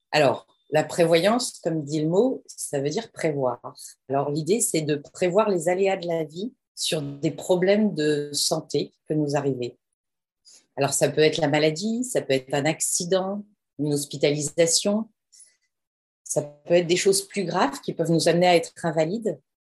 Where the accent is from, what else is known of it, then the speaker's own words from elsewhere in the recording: Amiens, Hauts-de-France, France; j'ai grandi à Amiens, dans un petit village à côté d'Amiens